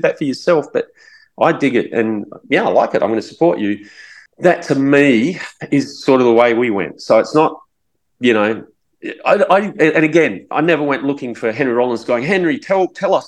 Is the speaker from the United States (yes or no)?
no; Adelaide, South Australia, Australia; we go, Adelaide.